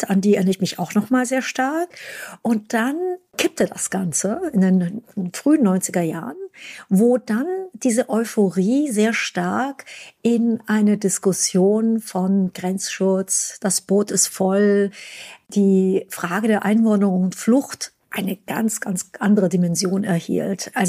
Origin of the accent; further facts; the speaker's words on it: Ulm, Baden-Württemberg, Germany; Ich bin in Deutschland geboren und groß geworden, in Ulm, und dann mussten wir sehr lange fahren, bis wir dann irgendwann mal am Checkpoint Charlie ankamen